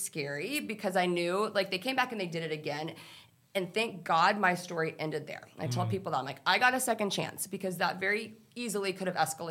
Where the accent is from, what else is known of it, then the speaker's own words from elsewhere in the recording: Texas, United States; I grew up in Texas